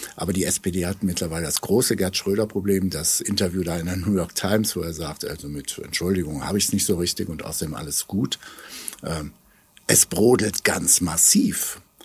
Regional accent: Germany; wir als Deutsche

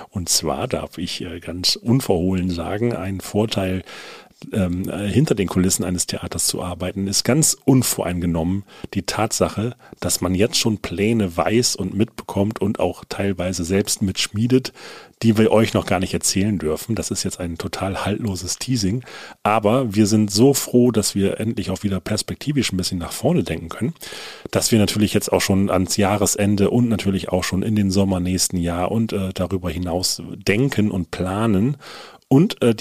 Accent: Frisia, Germany; Ich bin aus Friese, ich muss Tee trinken, ja.

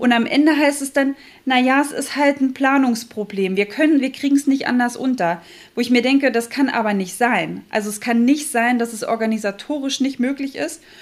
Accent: Thuringia, Germany; moved away as an adult; now in Hamburg, Germany; bin ja eigentlich Thüringerin

